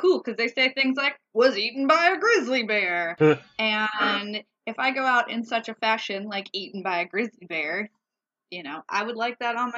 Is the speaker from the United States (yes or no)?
no; Scotland, United Kingdom; And I'm making whiskey drinks because we're Scottish.